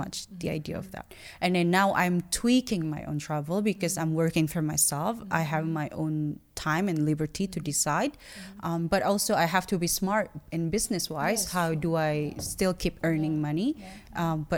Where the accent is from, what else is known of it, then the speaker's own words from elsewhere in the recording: Jakarta, Indonesia; I had to be in Jakarta, right? Yeah, I had to be in my hometown